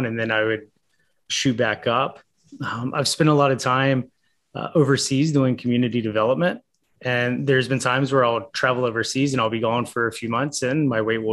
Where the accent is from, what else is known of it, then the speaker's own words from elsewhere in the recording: Charlotte, North Carolina, United States; from Charlotte, North Carolina, born and raised here in Charlotte